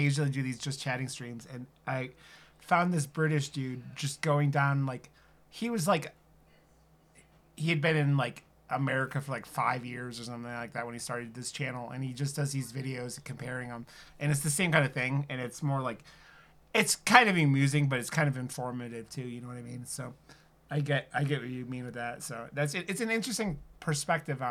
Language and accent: English; Ohio, United States; moved away; growing up in Ohio